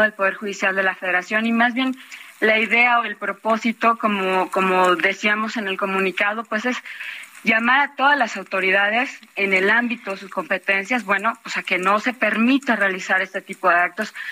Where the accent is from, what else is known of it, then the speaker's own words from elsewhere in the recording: Mexico; todas y todos como mexicanos